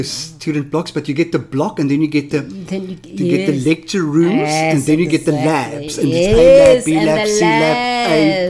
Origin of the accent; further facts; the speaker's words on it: Johannesburg, Gauteng, South Africa; I grew up in Triumph.